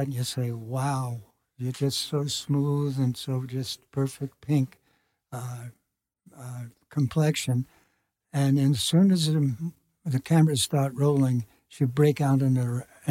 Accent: New York, United States; I'm a New Yorker

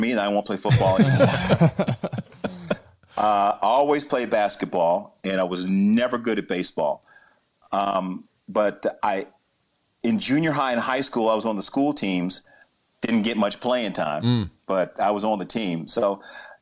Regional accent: Chapel Hill, North Carolina, United States; I grew up in Chapel Hill, North Carolina

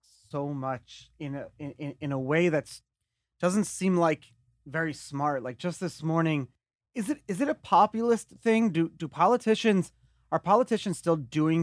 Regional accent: New York City, New York, United States; I'm from Brooklyn

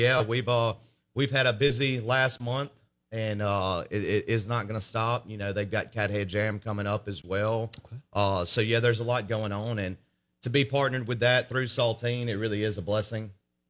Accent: Brandon, United States; Brandon. Went to Brandon High School.

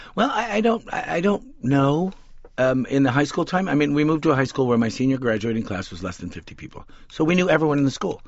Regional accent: West Coast, United States; We grew up on the West Coast

